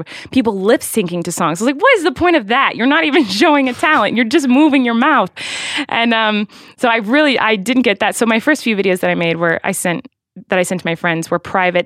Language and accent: English; Santa Barbara, California, United States; I was born in Santa Barbara, California in November